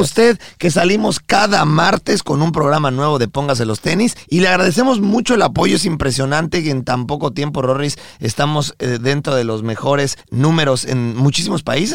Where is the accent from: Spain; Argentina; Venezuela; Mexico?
Mexico; nosotros somos mexicanos de nacimiento